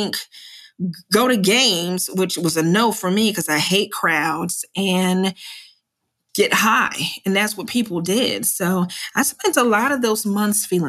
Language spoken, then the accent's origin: English; New Jersey, United States; moved away as an adult; I'm from Jersey